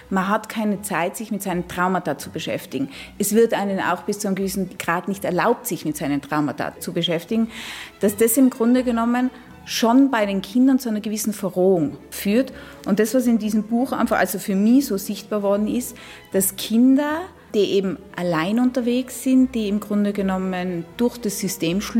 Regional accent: Innsbruck, Tyrol, Austria; now in Luxembourg; ich bin in Innsbruck aufgewachsen. Ich weiß genau, wo seine äh, Figuren umgehen

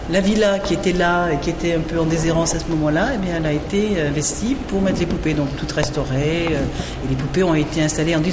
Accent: Monaco; Oui, je suis monégasque moi mais il n'y a pas que des monégasques au musée

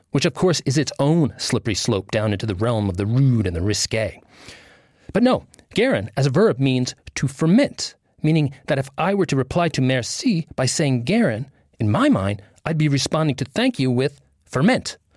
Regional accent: New Jersey, United States; Or since I'm from New Jersey, no problem.

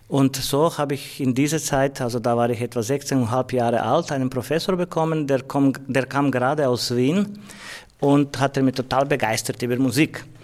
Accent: Croatia; Also ich komme aus Kroatien und System war ein anderes.

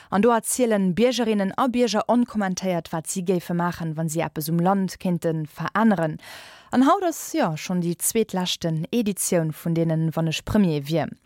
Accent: Syria; German is a second language; ich bin 21 Jahre alt und ich bin aus Syrien.

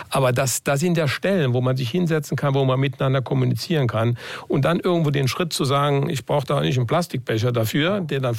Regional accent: Saarland, Germany; Manchmal sind wir Saarländer ein bisschen engstirnig.

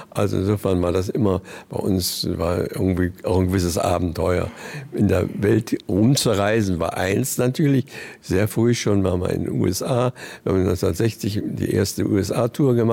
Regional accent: Berlin, Germany; also born or lived in Vienna; Es war oft in Berlin auch gespielt und bin gebürtiger Berliner.

